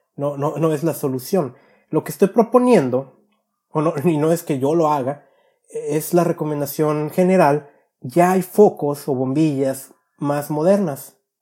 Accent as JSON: {"language": "Spanish", "town": "Guadalajara", "region": "Jalisco", "country": "Mexico", "tie": "born or raised there", "said": "mi niñez en Guadalajara"}